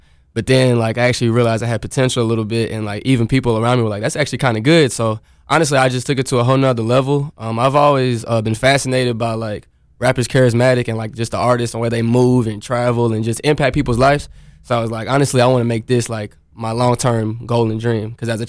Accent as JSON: {"language": "English", "town": "Chattanooga", "region": "Tennessee", "country": "United States", "tie": "born or raised there", "said": "I was born and raised in Chattanooga, Tennessee."}